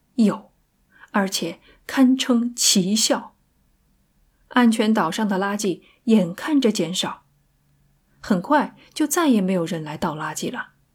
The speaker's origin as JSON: {"language": "Chinese", "country": "China", "said": "我们中国人"}